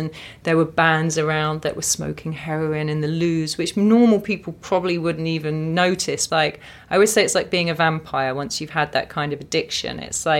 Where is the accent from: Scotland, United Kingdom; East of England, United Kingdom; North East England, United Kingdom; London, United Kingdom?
East of England, United Kingdom; Watford; born or raised there